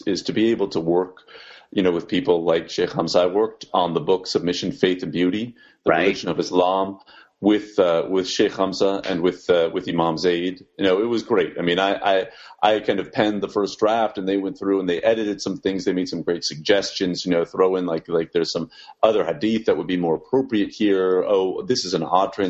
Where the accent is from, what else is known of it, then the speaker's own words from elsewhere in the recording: Washington, District of Columbia, United States; born and raised in Washington, D.C.